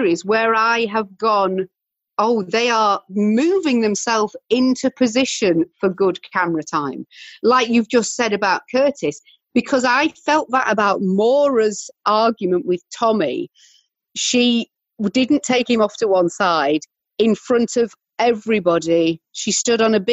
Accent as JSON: {"language": "English", "country": "United Kingdom", "said": "we are British"}